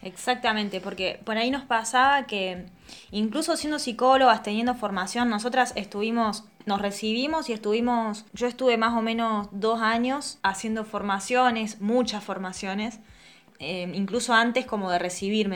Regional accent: La Pampa, Argentina; moved away as an adult; also born or lived in Córdoba; now in Italy; Somos dos argentinas, yo de La Pampa

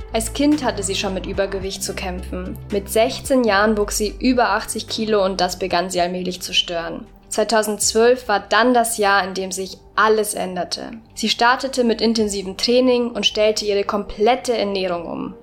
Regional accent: Erding, Bavaria, Germany; ich bin lustigerweise in Erding aufgewachsen

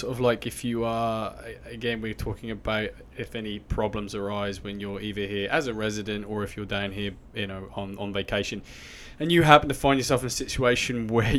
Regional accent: England, United Kingdom; moved away as an adult; have known growing up in England.

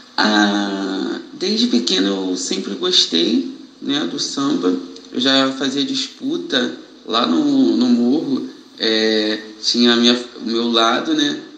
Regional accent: Niterói, Rio de Janeiro, Brazil; sou morador de Niterói, sou nascido e criado no Cubango.

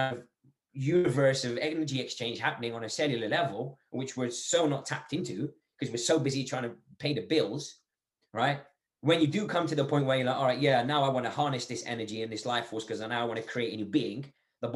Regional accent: Algeria; now in England; I'm from Algeria.

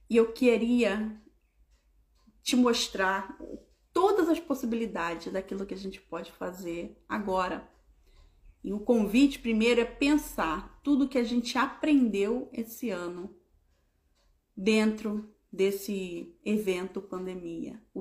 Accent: Rio de Janeiro, Brazil; 12, porque eu sou bem carioca, né?

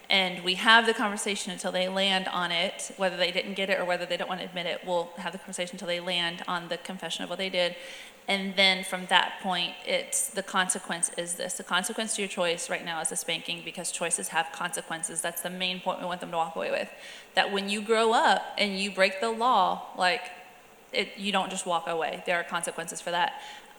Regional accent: Alabama, United States; also born or lived in South Georgia; But I mean, growing up in South Alabama, South Georgia, like the switch is a thing.

